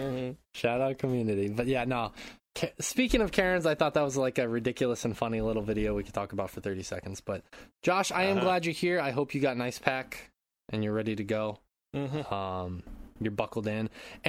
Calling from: Japan; I'm calling in from Japan.

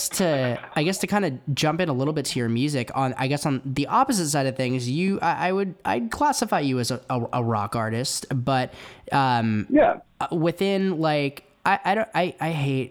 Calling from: Oakland, California, United States; I'm calling from out in Oakland. So I'm about 20 minutes outside of San Francisco.

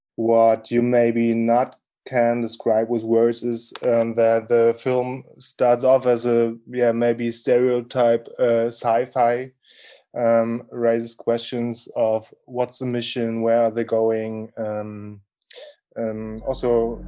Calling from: Berlin, Germany; I'm speaking from Germany, Berlin.

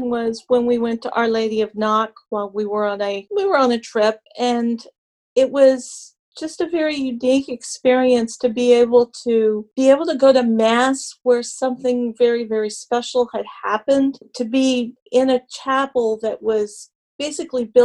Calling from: Burke Center, Virginia, United States; Fairfax, Virginia. Okay. Well

